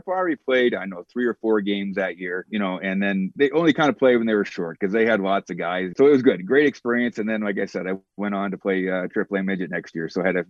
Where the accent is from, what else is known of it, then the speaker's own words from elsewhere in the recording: Spy Hill, Saskatchewan, Canada; I was from Spy Hill.